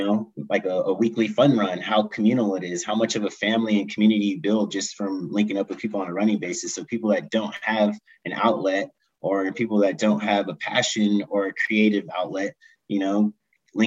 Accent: Ventura, California, United States; now in Colorado, United States; I grew up in Ventura, California

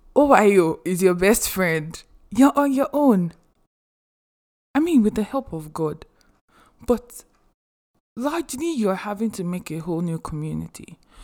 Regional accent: Nigeria; English is a second language; moved away as an adult; also born or lived in Athens, United States; now in United States

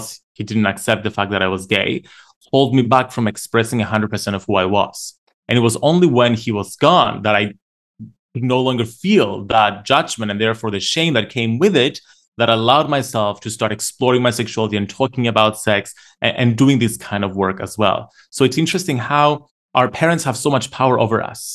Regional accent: Cyprus; I grew up in Cyprus

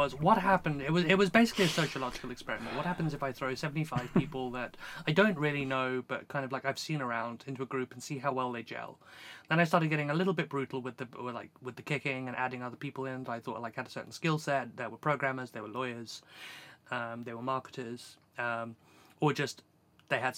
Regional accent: South Africa; I grew up in South Africa

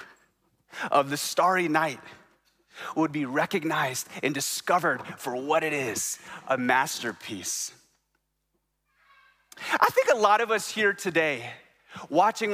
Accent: Baton Rouge, Louisiana, United States; moved away; I'm from Baton Rouge, Louisiana. And I love my hometown

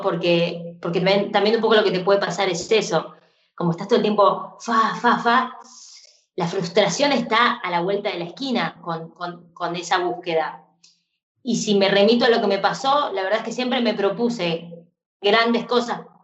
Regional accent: Argentina; como fan de la música pop siendo argentina

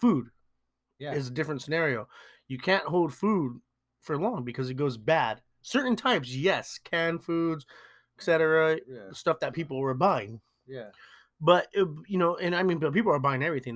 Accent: Long Beach, California, United States; We're in Southern California. You guys know us. We're from Long Beach.

